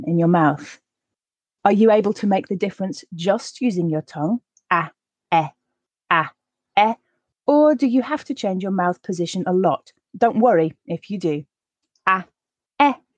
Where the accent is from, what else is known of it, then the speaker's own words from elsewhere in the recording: the north of England, United Kingdom; in my accent, since I'm from the north of England, I also use a for grass, last, laugh